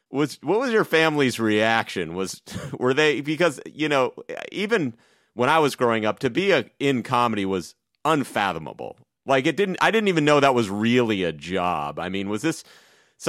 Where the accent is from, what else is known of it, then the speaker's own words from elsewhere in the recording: Massachusetts, United States; coming from Massachusetts